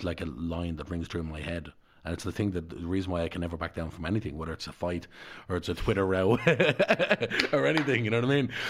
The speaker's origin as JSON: {"language": "English", "town": "Dublin", "region": "Leinster", "country": "Ireland", "tie": "born or raised there", "said": "I was brought up in Darndale"}